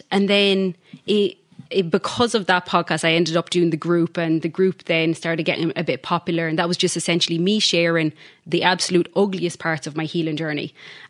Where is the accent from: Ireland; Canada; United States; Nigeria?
Ireland; Galway, Connacht; now in Perth, Australia